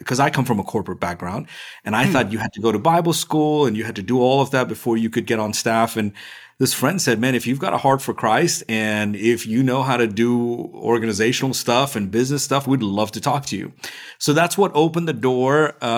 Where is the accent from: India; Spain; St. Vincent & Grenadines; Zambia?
India; also born or lived in Middle East; now in United States; So I'm originally from India. I spent most of my life in the Middle East.